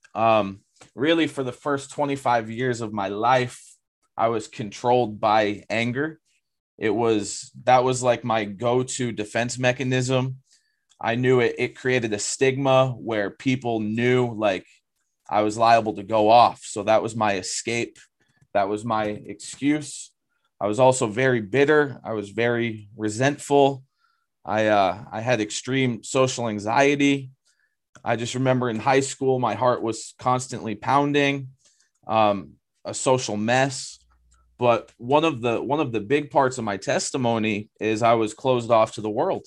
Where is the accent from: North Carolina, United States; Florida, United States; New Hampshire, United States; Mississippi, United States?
New Hampshire, United States; Lakes Region; moved away as an adult; I grew up in the Lakes region area of New Hampshire.